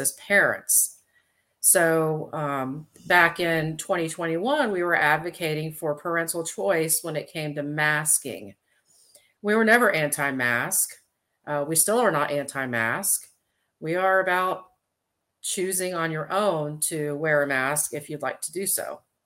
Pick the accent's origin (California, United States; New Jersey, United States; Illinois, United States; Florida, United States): Florida, United States; Indian River County; now in Wake County, North Carolina, United States; Indian River County, Florida, which is actually my home county. I was born down there in Indian River County